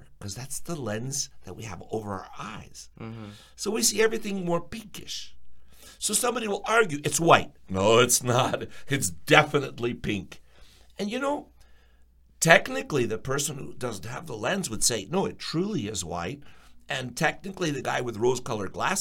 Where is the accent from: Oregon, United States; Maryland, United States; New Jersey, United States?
New Jersey, United States; first language Ukrainian; English is a second language; moved away as an adult; also born or lived in Charlotte, North Carolina / Union, New Jersey; now in Ozark, United States; we lived in New Jersey where I was born